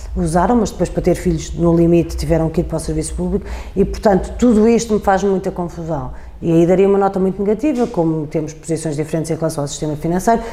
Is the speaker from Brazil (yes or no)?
no; Portugal; sou portuguesa